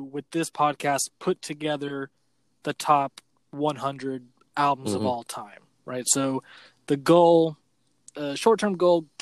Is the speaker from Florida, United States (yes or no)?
yes; Florida Panhandle, United States; I grew up in the Panhandle